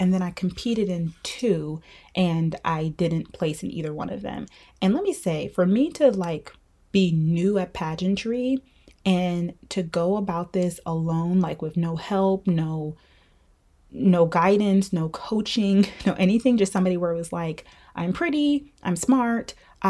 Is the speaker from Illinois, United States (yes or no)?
no; PG County, Maryland, United States; also born or lived in Atlanta, Georgia / North Carolina; I was born and raised in Maryland